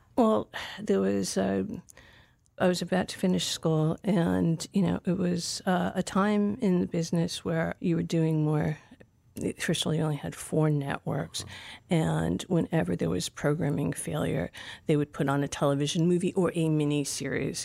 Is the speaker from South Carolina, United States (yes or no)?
no; Providence, Rhode Island, United States; moved away as an adult; also born or lived in Aurora, Colorado / New York / Los Angeles; I grew up in Providence, Rhode Island